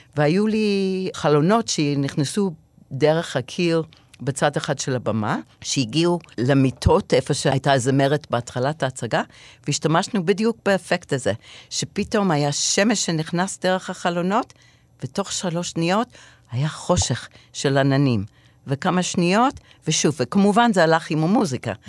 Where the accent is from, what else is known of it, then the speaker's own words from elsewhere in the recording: Israel; אני מישראל